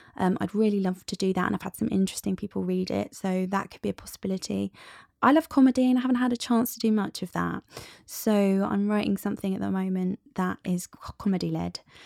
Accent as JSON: {"language": "English", "country": "United Kingdom", "said": "we're British"}